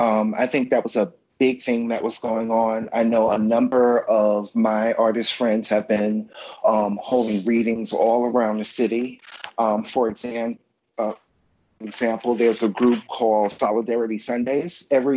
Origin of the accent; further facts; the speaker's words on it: New York City, New York, United States; I'm a New Yorker, absolutely. Went away to college in upstate New York. I'm back here, and I love New York.